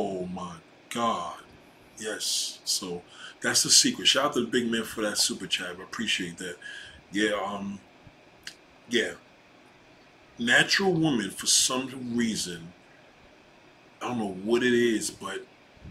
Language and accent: English; New York City, New York, United States; also born or lived in Brooklyn / Staten Island; I was born in Brooklyn, raised in Queens